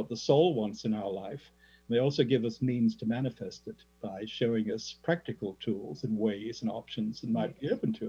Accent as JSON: {"language": "English", "country": "Australia", "tie": "born or raised there", "said": "my native Australia"}